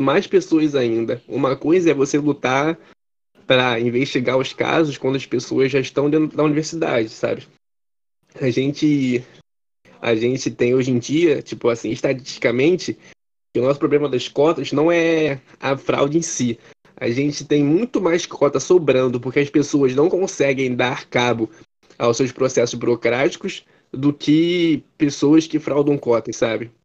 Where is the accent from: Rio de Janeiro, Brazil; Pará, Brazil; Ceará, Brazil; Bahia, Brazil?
Rio de Janeiro, Brazil; eu moro na zona norte do Rio de Janeiro